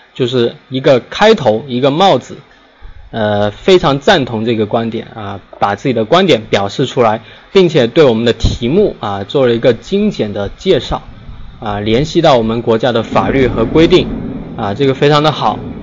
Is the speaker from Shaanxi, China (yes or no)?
no; Guangdong, China; 咱们都是广东人啊